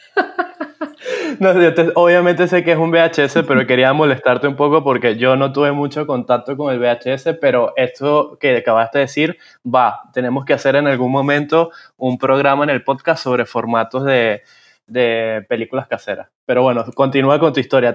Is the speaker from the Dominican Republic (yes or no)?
no; Venezuela; now in Panama; yo, siendo venezolano y que luego se mudó a Panamá